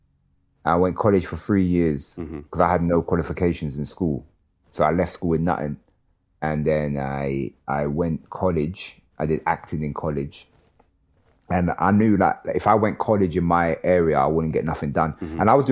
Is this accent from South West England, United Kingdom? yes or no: no; Ilford, London, United Kingdom; I grew up in Ilford, and Ilford was becoming a shithole when I grew up there too